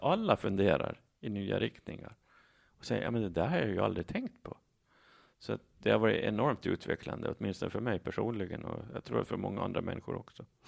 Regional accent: Saltvik, Åland Islands; now in Mariehamn, Åland; Från Saltvik. Där, där var jag med i kommunalpolitiken före jag flyttade till Mariehamn 2011.

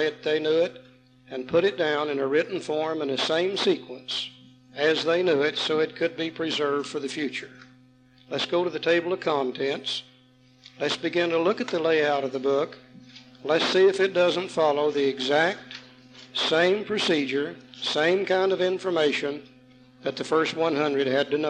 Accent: the Bible Belt, United States; we come from the Bible Belt anyhow

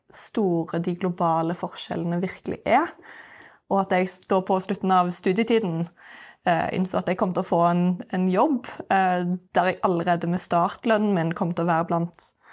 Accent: Norway; jeg har vokst opp i Norge

